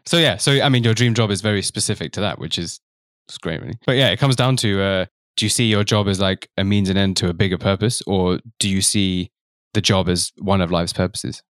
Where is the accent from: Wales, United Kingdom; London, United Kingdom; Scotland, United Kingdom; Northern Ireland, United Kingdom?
London, United Kingdom; I'm from London, and my parents are from East Africa, but I'm Indian background